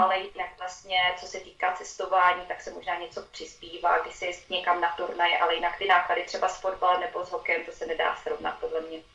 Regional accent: Uherský Brod area, Zlín Region, Czechia; moved away as an adult; also born or lived in Liberec / Finland / Ostrava; now in Switzerland; studovala základní školu, ten první stupeň u nás na vesnici

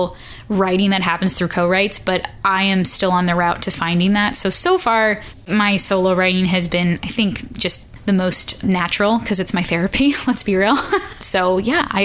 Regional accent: Chicago, Illinois, United States; now in Nashville, United States; I'm originally from Chicago. I live in Nashville.

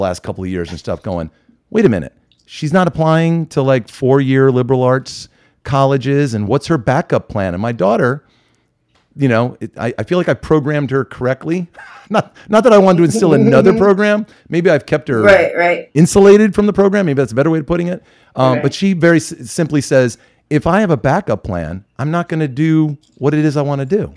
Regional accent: Westchester County, New York, United States; I'm originally from Westchester County in New York, from a very high achieving neighborhood.

